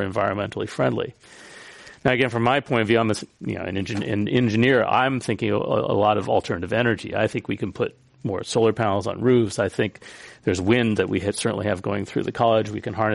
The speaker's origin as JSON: {"language": "English", "town": "San Francisco", "region": "California", "country": "United States", "tie": "born or raised there", "said": "Now, I'm a San Franciscan"}